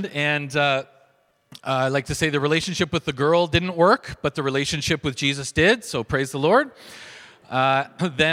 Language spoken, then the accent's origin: English; Markham, Ontario, Canada; I grew up in Markham, and actually, Graham's mom was my English teacher in high school.